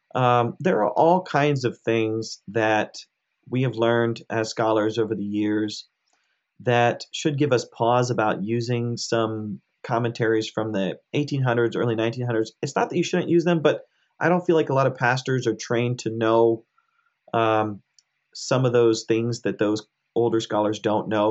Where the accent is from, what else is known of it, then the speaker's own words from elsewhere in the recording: United States; I grew up in America. I was born and raised in America, but my parents are immigrants from India.